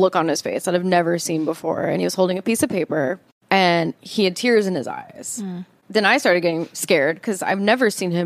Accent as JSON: {"language": "English", "area": "South Orange County", "region": "California", "country": "United States", "tie": "born or raised there", "said": "I grew up in South Orange County"}